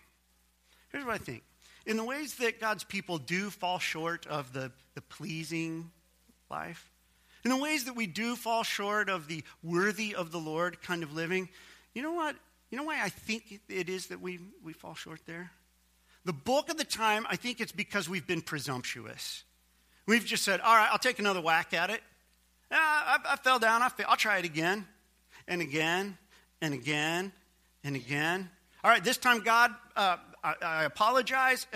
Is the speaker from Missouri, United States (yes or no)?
yes; Missouri, United States; my home state, Missouri